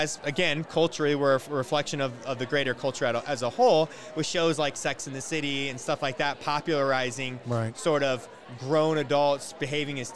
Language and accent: English; Iowa, United States; I'm originally from Iowa.